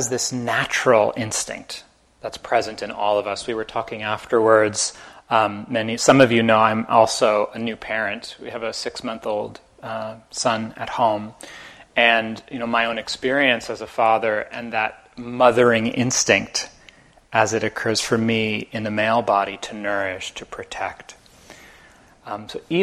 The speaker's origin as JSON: {"language": "English", "region": "New Jersey", "country": "United States", "tie": "born or raised there", "also_born_or_lived": "Amherst, Massachusetts", "moved": "as an adult", "said": "I grew up in Jersey about 3.5 hours south of here in North Jersey."}